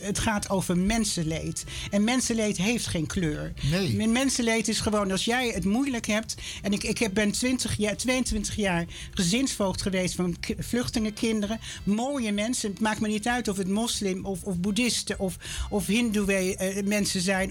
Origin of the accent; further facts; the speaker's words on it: Amsterdam, North Holland, Netherlands; now in Lelystad, Netherlands; ik ben opgegroeid in Amsterdam. Hartje Amsterdam inderdaad.